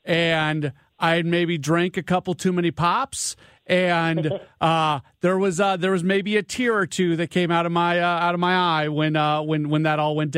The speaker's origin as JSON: {"language": "English", "town": "St. Louis", "region": "Missouri", "country": "United States", "tie": "born or raised there", "also_born_or_lived": "Milwaukee", "moved": "yes", "said": "I grew up here, but then I went away for like 20 years and got back."}